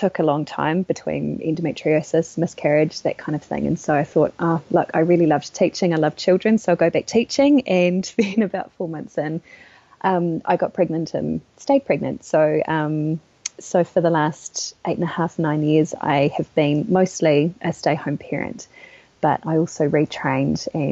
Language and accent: English; Wellington, New Zealand; Today you find me in my hometown, Wellington, in New Zealand